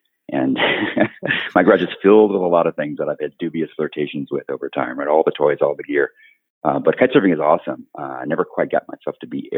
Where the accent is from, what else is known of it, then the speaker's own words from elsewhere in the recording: Minnesota, United States; moved away as an adult; also born or lived in Wisconsin; now in Atlanta, United States; So I grew up in Minnesota. I spent most of my life living there.